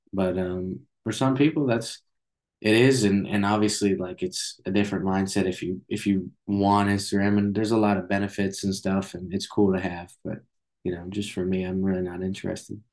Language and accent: English; Boston area, Massachusetts, United States; born or raised there